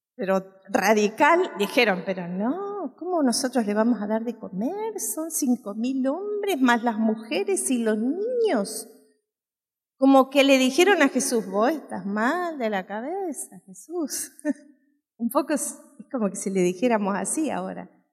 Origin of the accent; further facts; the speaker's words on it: San Ramón, Canelones, Uruguay; en mi pueblo, yo soy uruguaya y vivía en un pueblo que se llama San Ramón